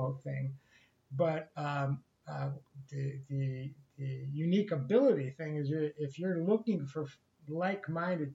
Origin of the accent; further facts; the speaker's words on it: Ohio, United States; now in California, United States; I grew up in Ohio